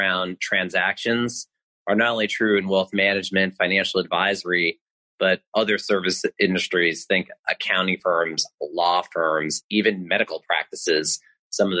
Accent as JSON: {"language": "English", "area": "Long Island", "region": "New York", "country": "United States", "tie": "born or raised there", "said": "I delivered papers in Long Island where I grew up in New York"}